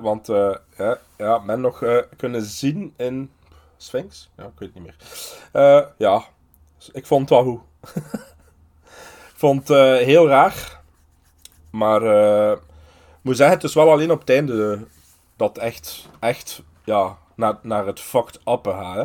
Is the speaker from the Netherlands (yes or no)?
no; Aalst, Flanders, Belgium; ik ben een Aalstenaar, want ik ben geboren in Aalst